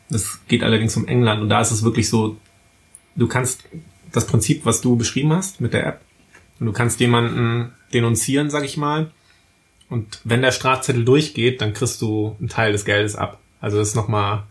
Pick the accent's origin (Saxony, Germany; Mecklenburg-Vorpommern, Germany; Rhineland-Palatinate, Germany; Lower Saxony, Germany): Mecklenburg-Vorpommern, Germany; Wismar; bei uns in Wismar